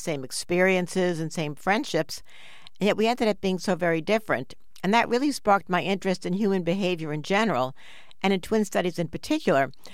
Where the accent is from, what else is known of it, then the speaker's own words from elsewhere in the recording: New York City, New York, United States; we grew up in New York City on the seventh floor of a big apartment building.